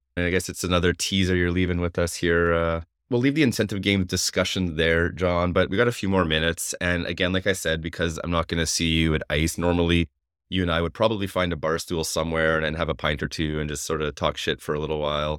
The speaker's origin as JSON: {"language": "English", "country": "Canada", "said": "being Canadian"}